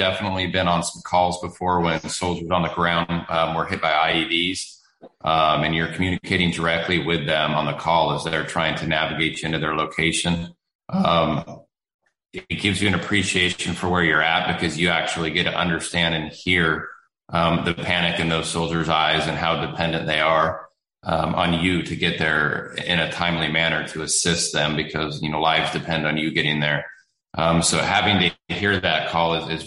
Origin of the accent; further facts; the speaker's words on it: Northern California, United States; moved away as an adult; I grew up in Northern California in a small town